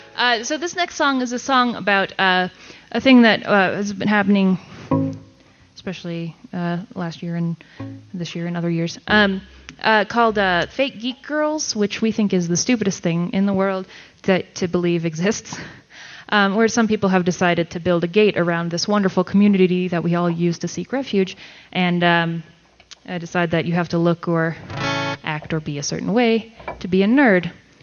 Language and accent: English; Portland, Oregon, United States; So we're from Portland.